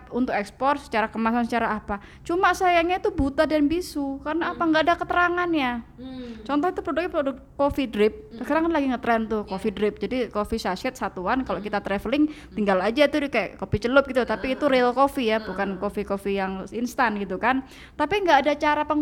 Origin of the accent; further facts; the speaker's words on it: Java, Indonesia; Nah kalau saya kan saya orang Jawa mbak, kalau makan saya pakai tangan, ya kan.